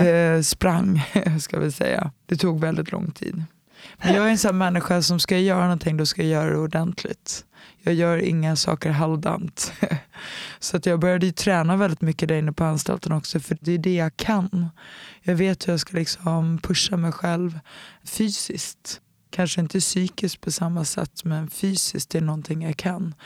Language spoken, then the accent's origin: Swedish; Stockholm, Stockholm County, Sweden; moved away as an adult; also born or lived in United States; en klubb som heter BK Dalen som låg i Enskededalen där jag är uppvuxen